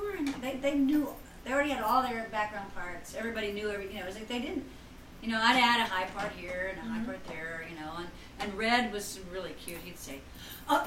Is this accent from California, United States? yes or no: no; Texas, United States; growing up in Texas